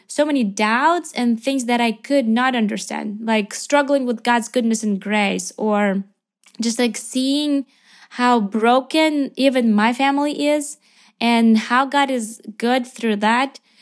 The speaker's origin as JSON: {"language": "English", "country": "Ukraine", "also_born_or_lived": "Lviv, Ukraine", "said": "I am from Ukraine"}